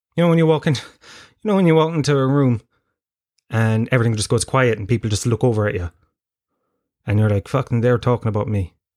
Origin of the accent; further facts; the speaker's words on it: Tralee, Munster, Ireland; growing up in Tralee